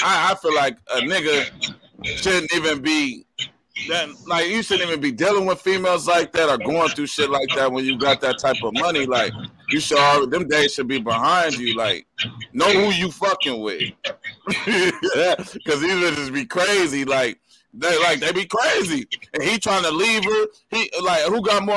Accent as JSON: {"language": "English", "region": "California", "country": "United States", "said": "I'm from California"}